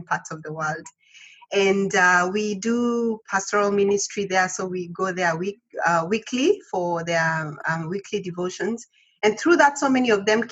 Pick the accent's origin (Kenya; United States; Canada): Kenya; moved away as an adult; now in London, United Kingdom; I am a Kenyan. So I come from Kenya originally, but currently I'm working in the capacity of a missionary here in Europe, so specifically in England, and I'm based in London.